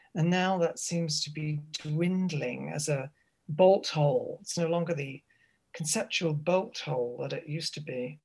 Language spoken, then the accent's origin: English; Reading, South East England, United Kingdom; I grew up in Reading